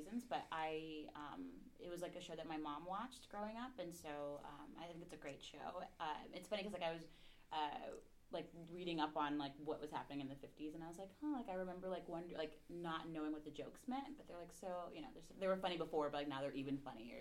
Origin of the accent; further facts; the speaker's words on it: Columbia, Maryland, United States; now in Los Angeles, United States; I'm from Maryland, in this like little town called Columbia outside of Baltimore